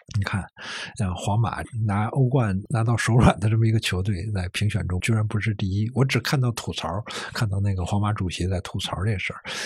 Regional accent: Beijing, China; 我小时候生活在一个工厂宿舍区，啊。然后工厂宿舍区里面有一个 球星，叫王东兴还是叫什么？是，当时北京队后卫啊

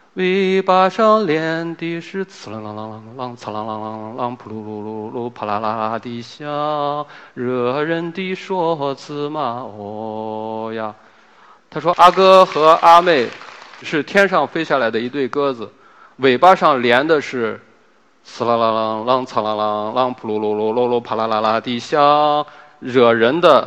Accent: Helan Mountains, Ningxia, China; 我在贺兰山长大嘛，贺兰山脚底下长大

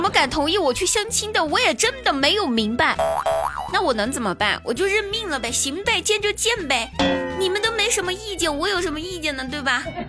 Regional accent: Guizhou, China; moved away; 我们老家哈，我们贵州的，我们贵州老家那边

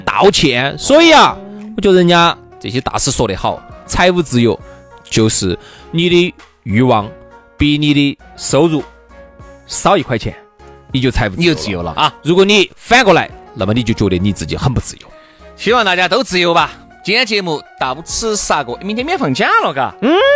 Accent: China; 我们中国人

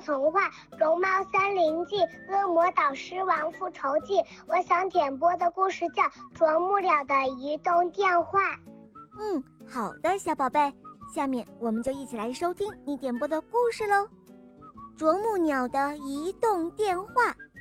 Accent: Chongqing, China; 我来自重庆

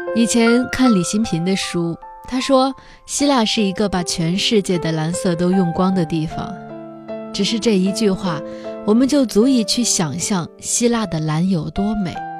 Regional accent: China; 我的妈妈也是别人眼中的中国大妈

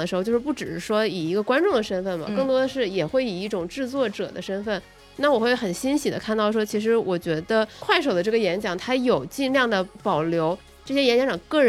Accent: Shandong, China; born there; 就是因为可能是因为我在山东出生，所以徐小米的出现会让我特别的惊喜

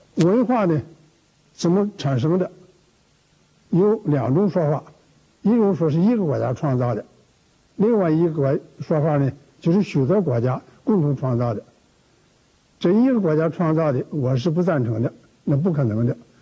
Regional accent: China; 我们中国人

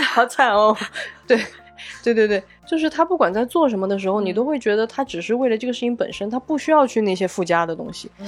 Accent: Guizhou, China; now in Beijing, China; 我作为一个贵州人也不能理解，因为这种东西在我们那儿就是你不好吃，你就应该倒闭

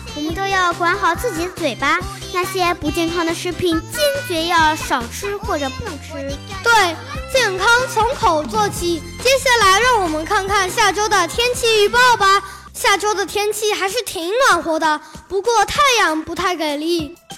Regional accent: China; 我们中国人

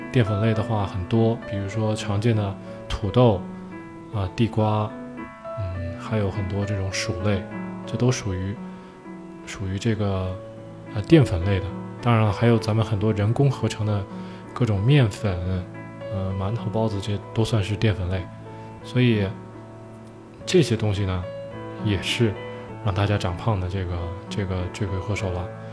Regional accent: China; 我们中国人

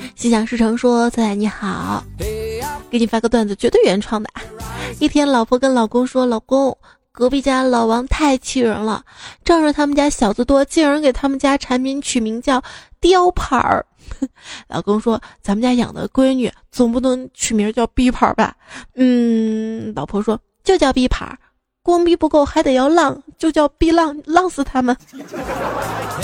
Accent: Northeast China, China; 我们东北这边儿

